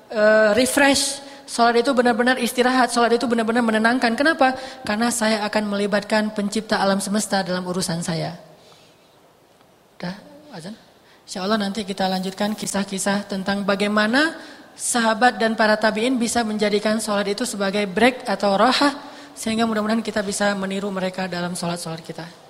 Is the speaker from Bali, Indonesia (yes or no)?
no; Bandung, West Java, Indonesia; Orang nonton Persib misalnya, sebagai orang Bandung kan, kalau Persib lagi main